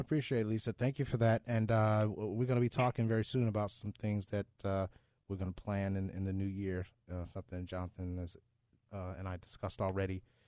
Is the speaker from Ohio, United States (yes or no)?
yes; Cleveland, Ohio, United States; I've been born and raised in Cleveland, Ohio